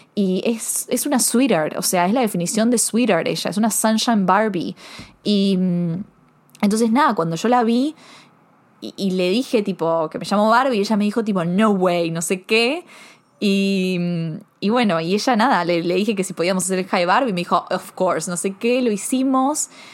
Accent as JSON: {"language": "Spanish", "country": "Argentina", "tie": "born or raised there", "also_born_or_lived": "Buenos Aires", "said": "soy argentina, porque me crié en un país de que si no sabes colarte"}